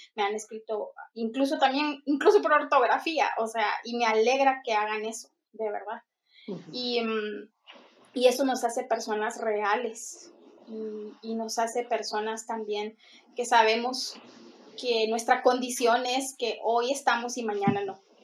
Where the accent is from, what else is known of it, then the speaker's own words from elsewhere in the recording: Guatemala; en mi país, pues cualquiera puede poner una iglesia eh, eh, aquí en la esquina y otro puede poner en la otra esquina otra iglesia. Lastimosamente en Guatemala